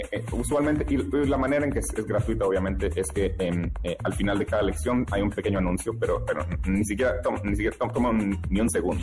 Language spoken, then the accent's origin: Spanish; Guatemala; now in United States; yo soy de Guatemala